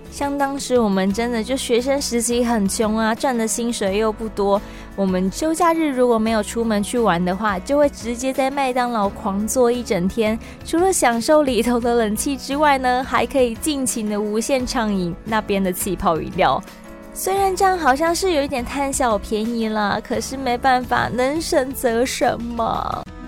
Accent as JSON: {"language": "Chinese", "country": "Taiwan", "said": "I'm from Taiwan"}